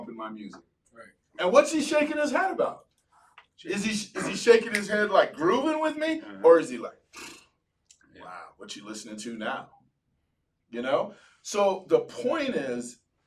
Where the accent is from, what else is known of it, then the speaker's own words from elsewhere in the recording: Gardena, California, United States; I was a Cholo from Gardena